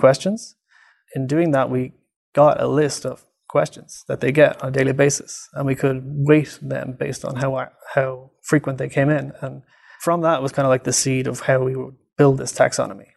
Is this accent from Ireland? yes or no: yes; Ireland; moved away as an adult; also born or lived in Dublin, Ireland; now in Vancouver, Canada; I'm from Ireland, and I did my P H D in Dublin City University